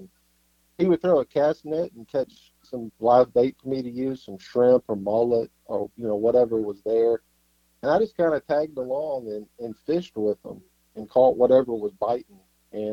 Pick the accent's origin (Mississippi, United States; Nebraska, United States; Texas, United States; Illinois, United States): Mississippi, United States; Mississippi coast, United States; also born or lived in Netherlands; I grew up here on the Mississippi coast